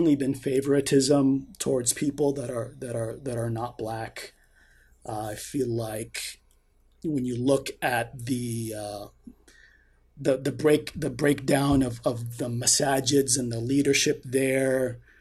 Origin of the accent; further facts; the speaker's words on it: Tucson, Arizona, United States; My experience growing up in Tucson as a Muslim who has more melanin